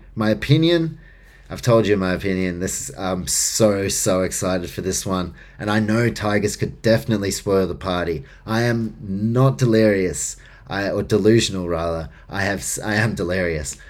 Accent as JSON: {"language": "English", "region": "Auckland", "country": "New Zealand", "tie": "born or raised there", "said": "I grew up in New Zealand, in Auckland"}